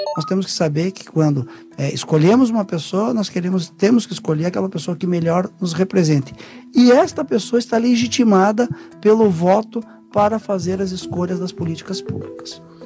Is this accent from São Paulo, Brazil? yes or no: no; Curitiba, Paraná, Brazil; Eu sou curitibano, paranaense, minha família inteira é paranaense